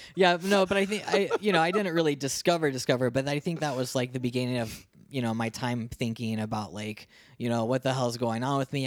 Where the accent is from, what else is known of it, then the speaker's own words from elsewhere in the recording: Ohio, United States; moved away as an adult; also born or lived in Columbus, Ohio; now in Phoenix, United States; I grew up in Ohio, small town Ohio, like twelve thousand people to my town.